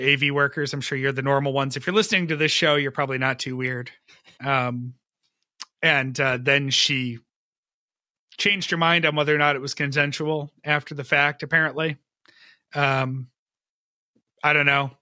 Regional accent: Western New York, United States; my hometown, Western New York

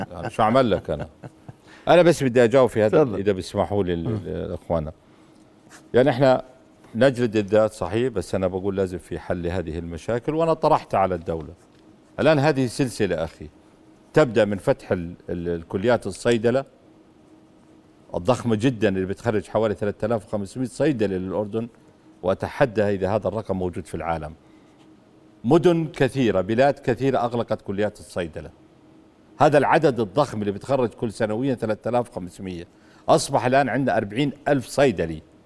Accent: Madaba, Madaba Governorate, Jordan; روحت من من من السابع على مدينتي في مادبه

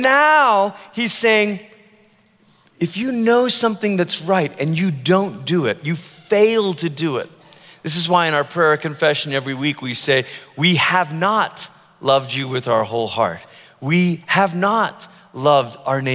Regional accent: Malaysia; now in United States; I grew up in Malaysia, which is primarily a Muslim country

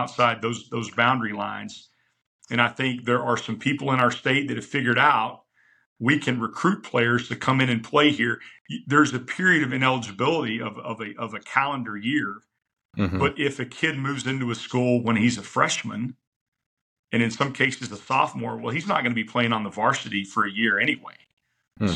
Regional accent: Rockwall, Texas, United States; back in my hometown, I had spent 7 years at Rockwall High

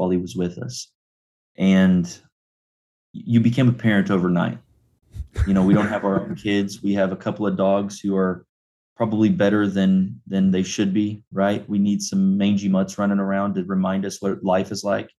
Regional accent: Clinton, United States; I was born and raised here in Clinton at the Cumberland Presbyterian Church

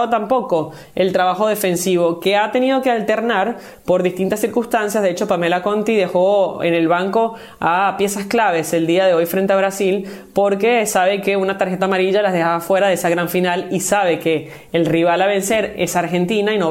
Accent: Venezuela; yo venezolana

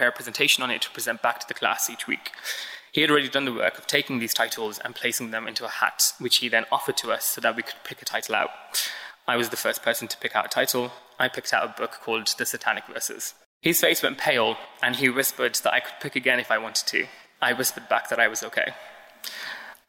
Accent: Birmingham, West Midlands, United Kingdom; moved away as an adult; now in London, United Kingdom; As a child growing up in Alum Rock, which is about 10 minutes east of the city centre in Birmingham

